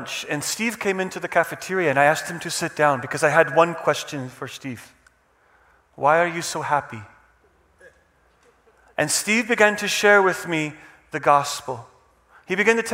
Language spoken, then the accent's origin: English; Czechia; English is a second language; I am from Czech Republic